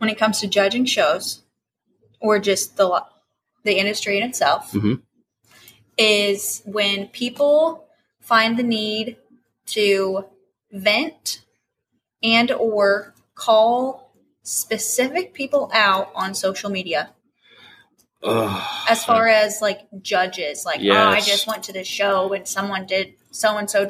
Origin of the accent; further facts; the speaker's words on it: Indiana, United States; moved away as an adult; also born or lived in Southeast Florida; now in Florida, United States; growing up in Indiana